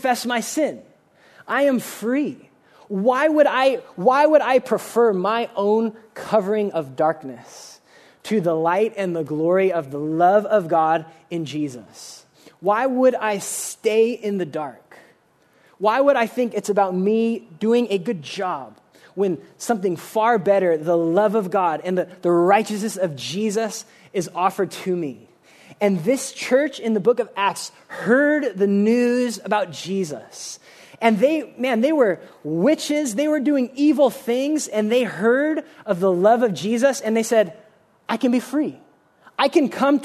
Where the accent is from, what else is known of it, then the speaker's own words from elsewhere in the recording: United States; we are really, really guilty as American Christians